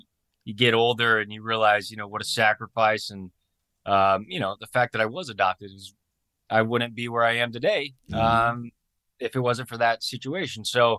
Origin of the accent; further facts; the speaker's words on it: Taylorville, Illinois, United States; born there; also born or lived in Springfield; So I was adopted from Springfield or mm-hmm. Taylorville, Illinois. One of the two.